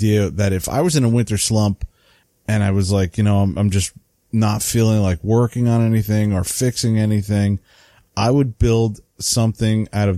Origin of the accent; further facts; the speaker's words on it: New England, United States; accent: New England; I didn't mess that up. That's my New England accent. I did it with a New England accent.